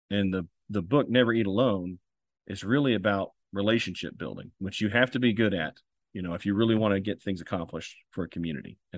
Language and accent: English; Marshall County, Kentucky, United States; It's near and dear to my heart as it is for my hometown.